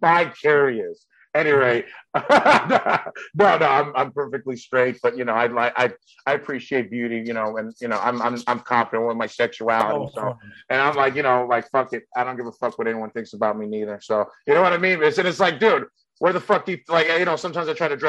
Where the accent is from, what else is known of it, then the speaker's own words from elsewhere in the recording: San Carlos, California, United States; English is a second language; the suburb I grew up in San Carlos, California